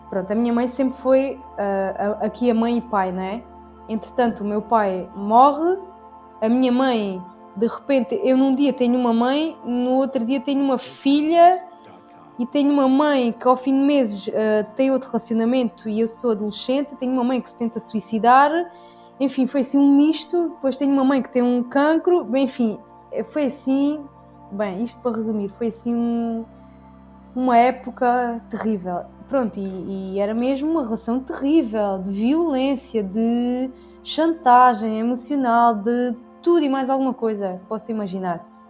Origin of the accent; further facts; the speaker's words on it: Alentejo, Portugal; Sim, eu sou do Alentejo. Quer dizer, sim, do Alentejo.